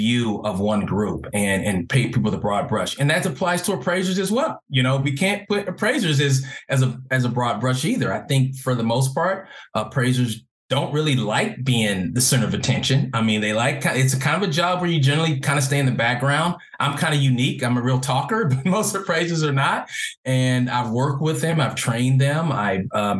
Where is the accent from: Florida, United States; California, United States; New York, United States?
California, United States; Los Angeles; also born or lived in Carson, California / Orange County, California; growing up in Los Angeles, most of my life, my formative years, I was mostly around Black people